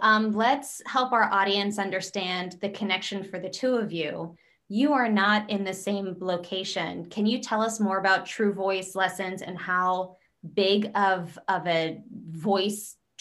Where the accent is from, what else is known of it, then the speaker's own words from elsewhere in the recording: Pennsylvania, United States; accent: hard O, Pennsylvania; If I were to change my voice from my hard O, Pennsylvania, I would probably want to work with a coach that understands my accent